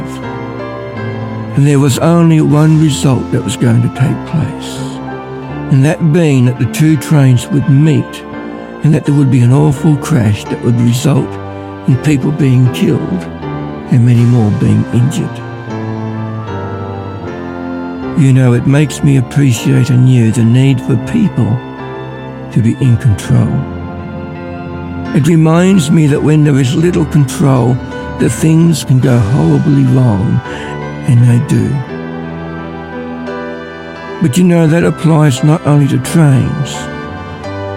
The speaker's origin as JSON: {"language": "English", "town": "Ballarat", "region": "Victoria", "country": "Australia", "said": "I'm from Ballarat."}